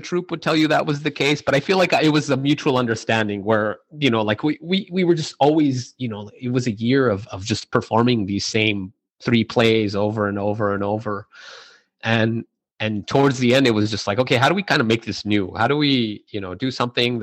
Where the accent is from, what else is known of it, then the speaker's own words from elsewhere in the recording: El Paso, Texas, United States; growing up in El Paso